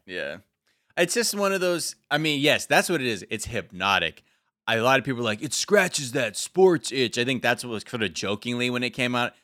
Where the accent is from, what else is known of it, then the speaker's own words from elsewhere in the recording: United States; me being American, half American, I go there, I hug my relative